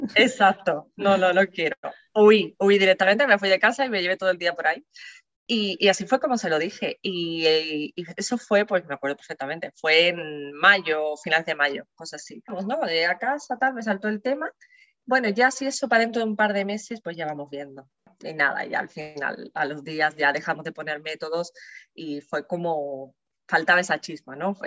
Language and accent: Spanish; San Fernando, Andalusia, Spain; soy de San Fernando, Cádiz